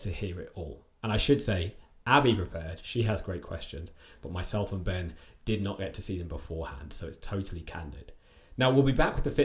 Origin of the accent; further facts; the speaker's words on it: Hurley, South East England, United Kingdom; moved away as an adult; also born or lived in Oxford; From a village called Hurley is where I was born. Well, I was born in Oxford, and then we moved when I was two, and then I lived there pretty much my whole life growing up